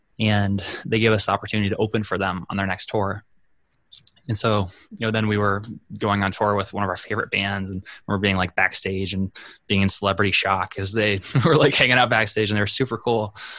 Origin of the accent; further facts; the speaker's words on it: South Dakota, United States; which usually when I tell people I'm from South Dakota, they're like, wow, people actually live there.